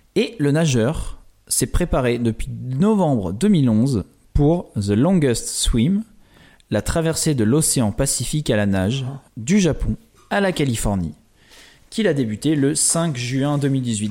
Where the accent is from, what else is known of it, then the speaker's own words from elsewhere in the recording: Île d'Oléron, Nouvelle-Aquitaine, France; Je viens d'une petite île d'Atlantique, l'île de Léron